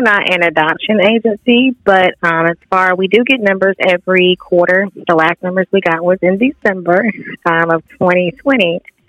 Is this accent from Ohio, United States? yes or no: no; Warner Robins, Georgia, United States; also born or lived in Florida; now in Valdosta, United States; As far as location, I'm actually a military child. I was born in Florida, but I spent most of my life in Warner Robins, Georgia. I wound up here in Valdosta through, by way of college, I attended Valdosta State University